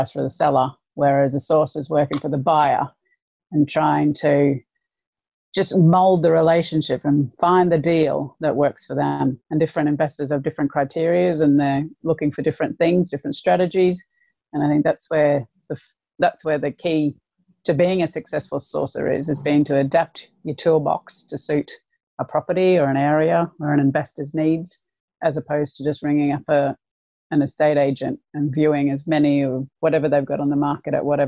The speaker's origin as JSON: {"language": "English", "town": "Brisbane", "region": "Queensland", "country": "Australia", "moved": "as an adult", "lives_now": "Lancashire, United Kingdom", "said": "I'm from Brisbane and the weather's perfect pretty much year round."}